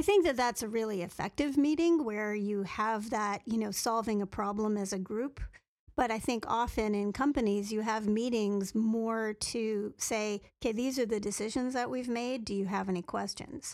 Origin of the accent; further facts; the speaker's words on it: Canada; being a Canadian